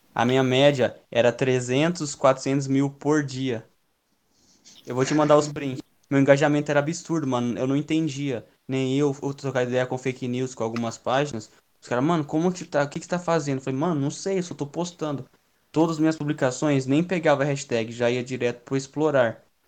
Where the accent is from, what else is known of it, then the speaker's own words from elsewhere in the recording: Campinas, São Paulo, Brazil; Eu sou de Campinas